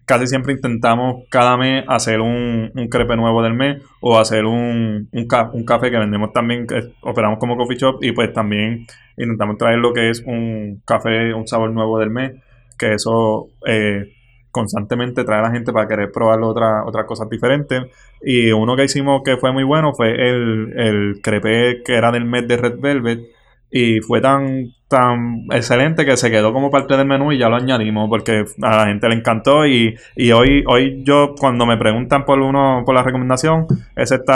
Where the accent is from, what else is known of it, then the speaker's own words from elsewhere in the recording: Florida, Puerto Rico; yo actualmente tengo 22 años y soy de Florida, Puerto Rico.